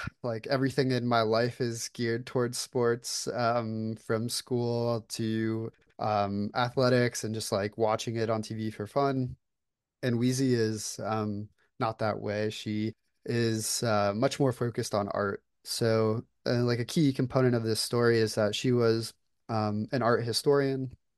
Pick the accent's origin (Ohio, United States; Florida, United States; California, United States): Florida, United States; moved away as an adult; now in Atlanta, United States; I was born and raised in Florida